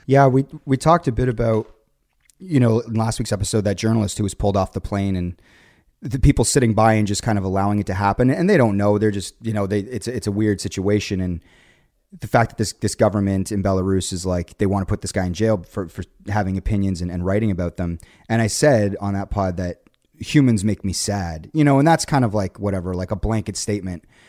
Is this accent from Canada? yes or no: yes; Canada; being Canadian